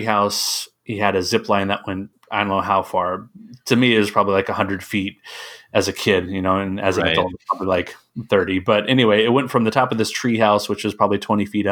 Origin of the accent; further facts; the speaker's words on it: Tennessee, United States; I grew up in Tennessee